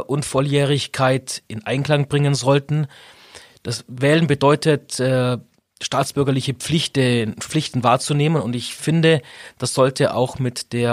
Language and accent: German; Augsburg, Bavaria, Germany; also born or lived in Illertissen; Ich bin 45 Jahre alt, in Illertissen geboren, weil meine Eltern dort zufälligerweise vor 45 Jahren gewohnt haben, bin aber Augsburger durch und durch, habe in Augsburg studiert